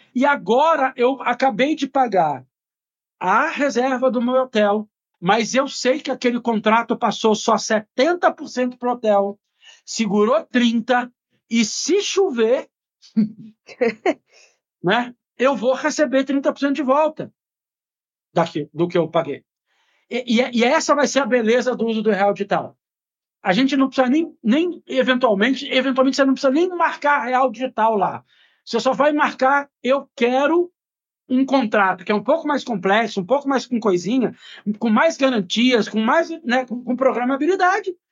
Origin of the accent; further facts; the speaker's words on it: Brazil; como brasileiro